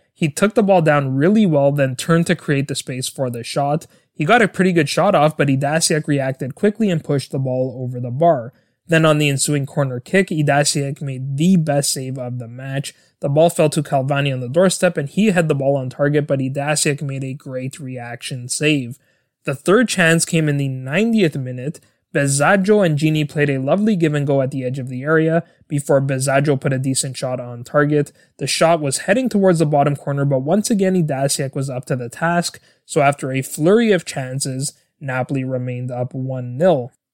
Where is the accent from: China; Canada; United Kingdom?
Canada; my home country of Canada